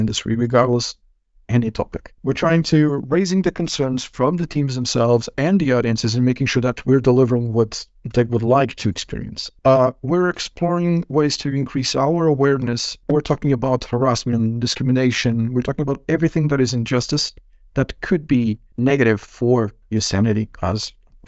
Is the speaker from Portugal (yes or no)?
yes; Portugal; moved away as an adult; now in Finland; coming from my home country, Portugal